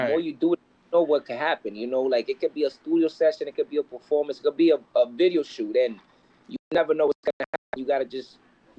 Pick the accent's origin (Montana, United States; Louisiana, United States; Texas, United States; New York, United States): New York, United States; New York City; I'm from Brooklyn.